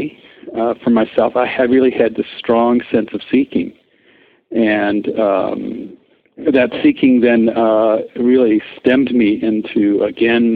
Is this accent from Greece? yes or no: no; Switzerland; moved away as an adult; also born or lived in Europe / Paris; I grew up in Europe and mostly Switzerland